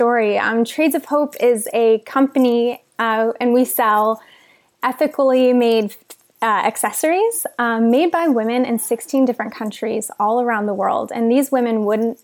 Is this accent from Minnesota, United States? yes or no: no; outside of Los Angeles, California, United States; a typical American girl growing up outside of Los Angeles.